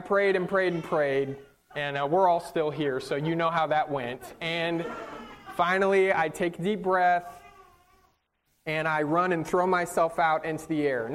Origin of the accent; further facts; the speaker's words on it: Northern California, United States; moved away; I grew up on the West Coast in Northern California